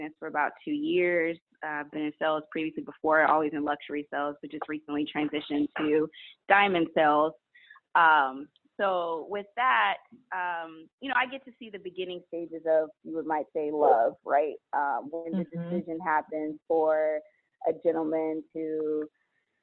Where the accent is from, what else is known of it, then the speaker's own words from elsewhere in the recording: Dallas, Texas, United States; also born or lived in Louisiana; I'm born and raised in Dallas